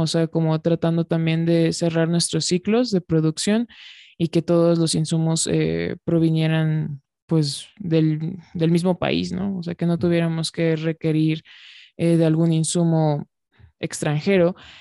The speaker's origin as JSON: {"language": "Spanish", "country": "Mexico"}